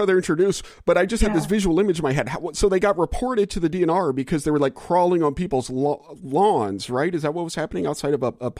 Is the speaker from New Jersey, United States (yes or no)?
no; Louisiana, United States; moved away as an adult; I moved here from Louisiana, or that's where I was born and raised. I spent the first 22 years of my life or whatever in Louisiana.